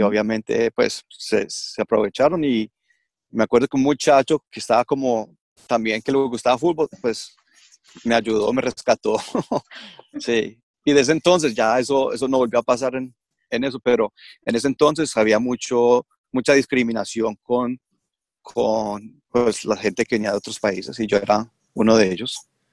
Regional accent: Australia; also born or lived in Colombia; me crié acá en Australia, hice todos mis estudios acá, mi primaria, secundaria y universidad acá en Australia. Vivo en Melbourne

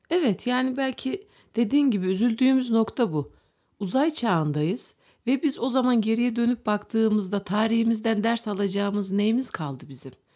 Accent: Turkey; Türk olduğumuz için

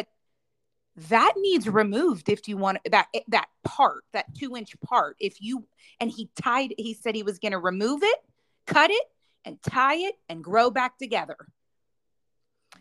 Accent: Pittsburgh, Pennsylvania, United States; moved away as an adult; now in Charlotte, United States; going back to Pittsburgh for a full marathon, right? My hometown

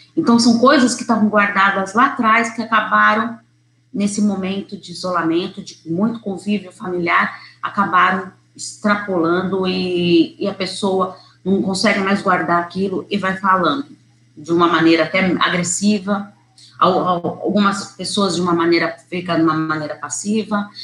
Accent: São Paulo, Brazil; eu sou de São Paulo

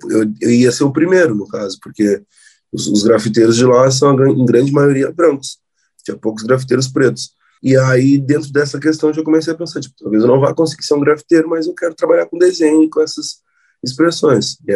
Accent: Rio Grande do Sul, Brazil; mas eu falo de um lugar específico, que é o lugar de onde eu sou, que é o Rio Grande do Sul

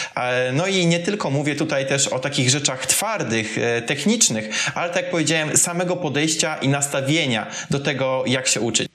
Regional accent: Kuyavian-Pomeranian Voivodeship, Poland; moved away as an adult; also born or lived in Tricity / Gdynia; ja w ogóle pochodzę z małej miejscowości w Kujawsko-Pomorskim

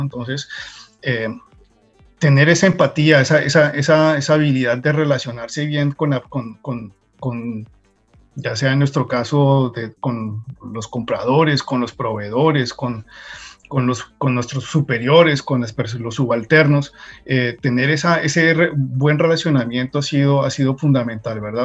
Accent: Colombia; moved away as an adult; now in United States; yo salí de Colombia muy joven, casi que recién graduado, de, la universidad.

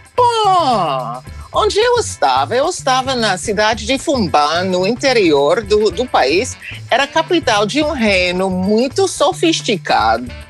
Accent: United States; eu sou dos Estados Unidos

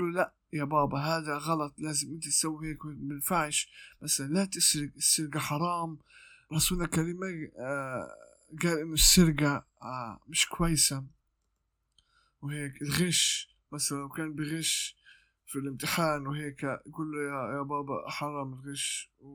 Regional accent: Gaza, Gaza Strip, Palestine; عندنا في غزة

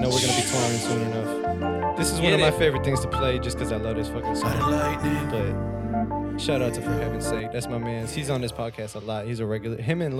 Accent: Boston, Massachusetts, United States; moved away; I'm from Boston originally

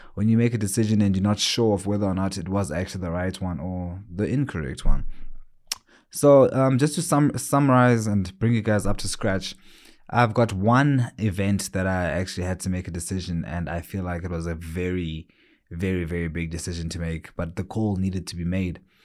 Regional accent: South Africa; also born or lived in Johannesburg, South Africa; I'm actually living in a small town. It's my hometown more than anything called Gokstad

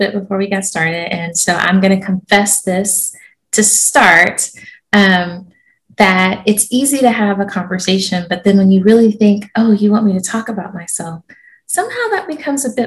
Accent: Georgia, United States; moved away; also born or lived in South Carolina / Japan; I grew up in Georgia, so I consider myself a Southerner.

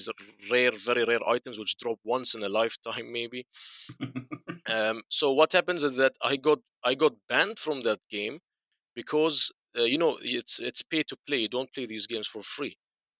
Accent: Bahrain; I told them Bahrain.

